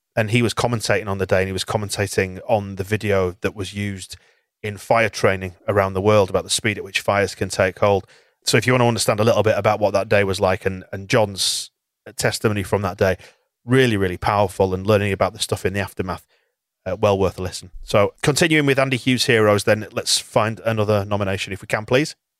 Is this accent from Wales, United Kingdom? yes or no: no; Bradford, Yorkshire and the Humber, United Kingdom; I'm from Bradford